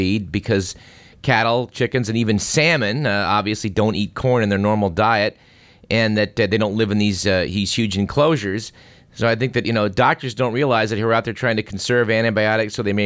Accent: Fremont, California, United States; I grew up in Fremont, just down the BART line from where you are in Berkeley.

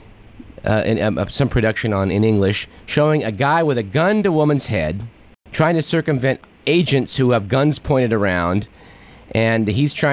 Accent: Fremont, California, United States; Actually, it was in what is the present-day town of Fremont, California, my hometown.

